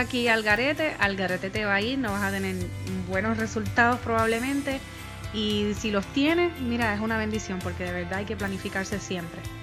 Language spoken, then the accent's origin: Spanish; Puerto Rico; moved away; yo que soy puertorriqueña